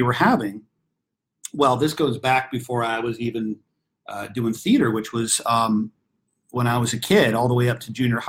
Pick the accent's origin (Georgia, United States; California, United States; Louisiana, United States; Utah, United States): California, United States; Los Angeles; I grew up right here in my hometown, Hollywood, California.